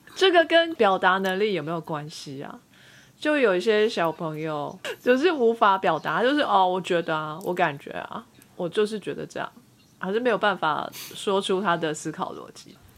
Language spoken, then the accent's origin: Chinese; Taiwan; moved away as an adult; now in United States; 我就是台湾的国民